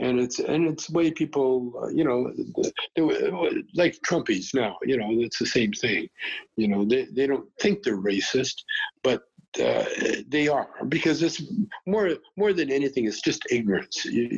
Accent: Calgary, Alberta, Canada; You know, I grew up in Calgary.

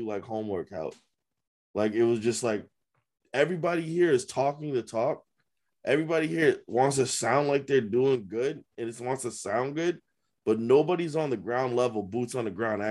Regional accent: Amherst, Massachusetts, United States; I grew up in Amherst. Amherst is known for having five colleges

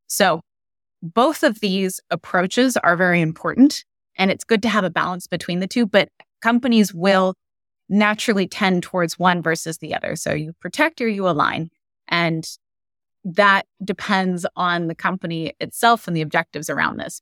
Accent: Silicon Valley, California, United States; I grew up in the Silicon Valley, so I grew up around A I.

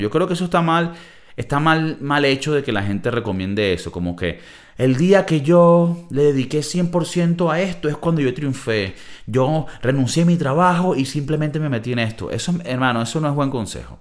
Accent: Valencia, Carabobo, Venezuela; also born or lived in United States; now in Madrid, Spain; yo nací en Valencia, Venezuela

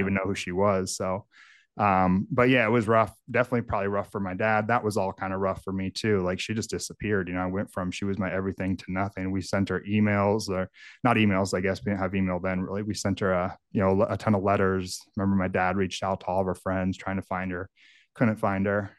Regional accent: Northern California, United States; now in Michigan, United States; I grew up in, in a area of Northern California. It's very rural, very remote.

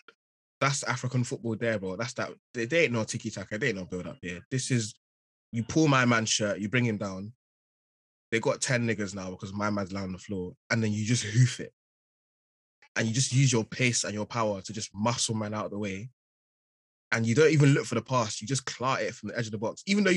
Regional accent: United Kingdom; I'm British at the end of the day. You get a passport. Yeah, I got a British passport. I've lived in London.

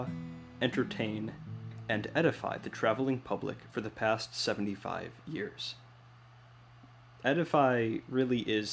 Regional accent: Midwest, United States; as a Midwesterner

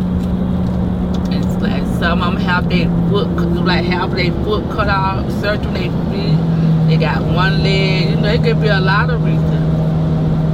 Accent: Fort Myers, Florida, United States; accent: Floridian; I'm from Florida. Born in Fort Myers

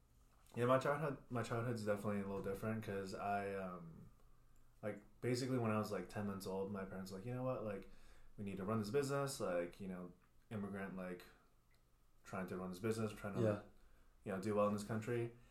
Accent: Pennsylvania, United States; first language Mandarin; English is a second language; moved away as an adult; also born or lived in Washington, Pennsylvania / Shanghai, China / California; now in Nashville, United States; So my parents, so I grew up in Pennsylvania.

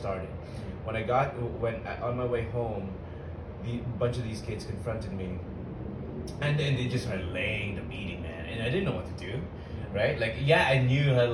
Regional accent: Philippines; moved away; I was born in the Philippines

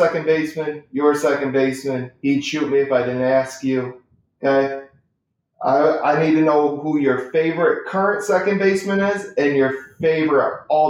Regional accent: Michigan, United States; I'm from Michigan

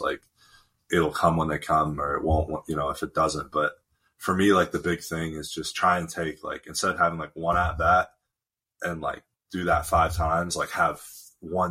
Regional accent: Tempe, Arizona, United States; moved away as an adult; also born or lived in Fairfield, Connecticut; I'm from Tempe, which is where Arizona State is.

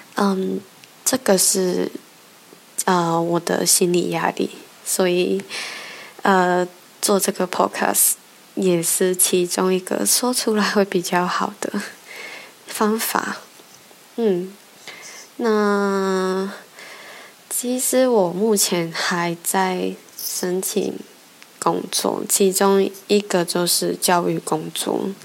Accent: Hong Kong; moved away as an adult; now in United Kingdom; 我在香港长大

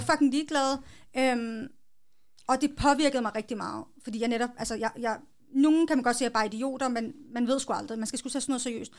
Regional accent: Hillerød, Capital Region of Denmark, Denmark; Jeg er født og opvokset i Hillerød, fireogtredive

